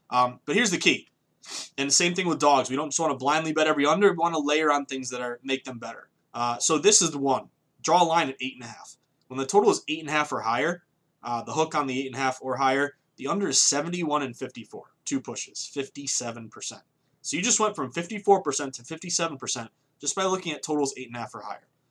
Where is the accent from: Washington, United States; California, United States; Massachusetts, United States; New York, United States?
Massachusetts, United States; the Berkshires, Western; moved away as an adult; also born or lived in Vermont / Boston; I'm from Massachusetts, but I grew up on the complete left side of the state, Western Mass, small place called the Berkshires